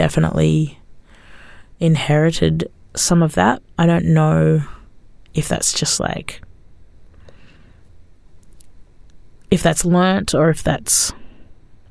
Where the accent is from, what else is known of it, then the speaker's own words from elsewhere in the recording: Australia; growing up in Australia, we were going to speak English anyway